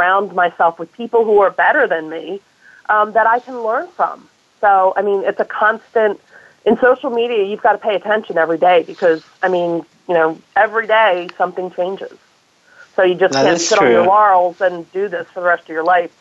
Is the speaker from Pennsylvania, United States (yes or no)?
no; New Jersey, United States; moved away as an adult; also born or lived in London / New York / Hawaii / San Francisco Bay Area; I was born and raised in New Jersey, and now I'm back here